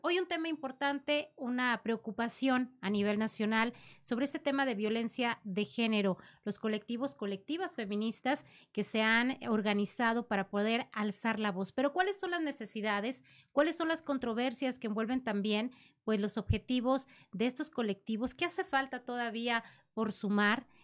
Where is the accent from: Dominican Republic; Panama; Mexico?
Mexico; Coahuila